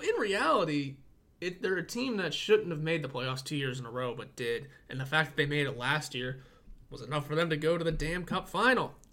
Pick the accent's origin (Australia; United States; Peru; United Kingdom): United States; Pittsburgh, Pennsylvania; I'm from Pittsburgh and I say soda